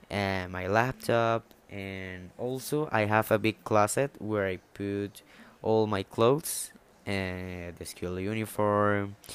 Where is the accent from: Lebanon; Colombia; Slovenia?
Colombia; born or raised there